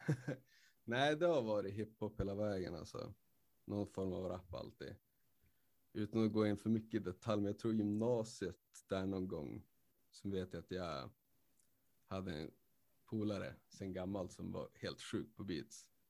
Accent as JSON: {"language": "Swedish", "town": "Skellefteå", "region": "Västerbotten County", "country": "Sweden", "tie": "born or raised there", "moved": "yes", "lives_now": "Umeå, Sweden", "said": "Skellefteå, mm. born and raised"}